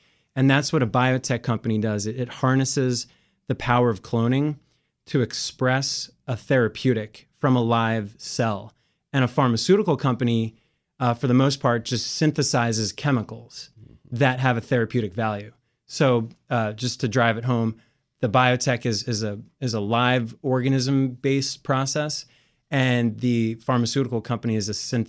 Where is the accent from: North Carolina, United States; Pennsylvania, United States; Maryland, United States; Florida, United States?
Maryland, United States; So I grew up in Montgomery County, went to school, Calvin John Middle School, then Churchill High School, went to University of Maryland